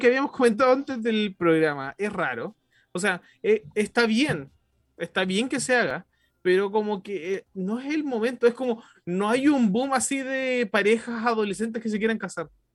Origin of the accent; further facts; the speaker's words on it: Chile; como chileno